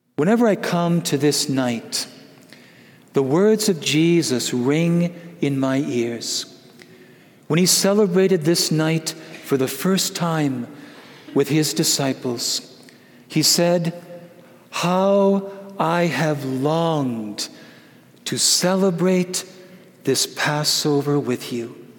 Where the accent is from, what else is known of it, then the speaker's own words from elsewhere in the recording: Wisconsin, United States; I'm from Wisconsin